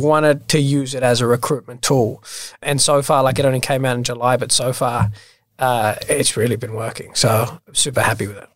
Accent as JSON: {"language": "English", "town": "Sydney", "region": "New South Wales", "country": "Australia", "tie": "born or raised there", "also_born_or_lived": "London", "lives_now": "Sydney, Australia", "said": "I was born in Australia. I grew up in Bondi, so originally a Bondi boy."}